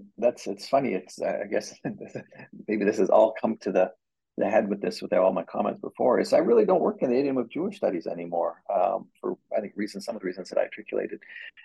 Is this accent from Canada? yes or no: yes; Canada; now in United States; And I think as a Canadian expat in America, I think I've also, I move to Americans talk about their history so much, I think I've become increasingly interested in Canadian history.